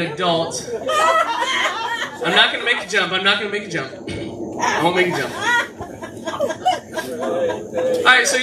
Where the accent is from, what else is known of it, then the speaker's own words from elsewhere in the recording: Florida, United States; I'm from Florida